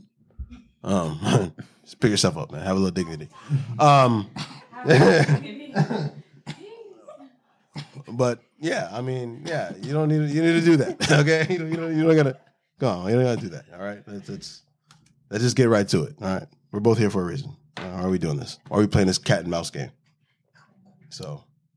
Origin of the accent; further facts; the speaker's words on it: Florida, United States; I'm from Florida